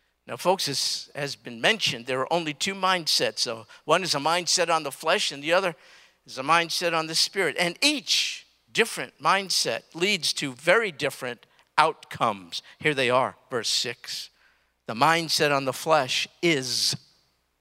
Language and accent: English; New York City, New York, United States; I'm from Brooklyn, New York. I grew up in New York